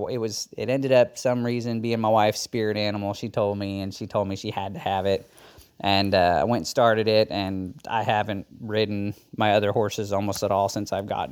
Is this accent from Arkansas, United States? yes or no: yes; Melbourne, Arkansas, United States; I am from Melbourne, Arkansas. It's a small town in the Ozarks in north central Arkansas.